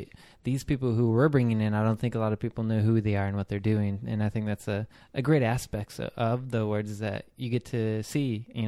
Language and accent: English; Michigan, United States; A lot of people from Michigan, where my hometown is, they come from there and get a lot of people from different places.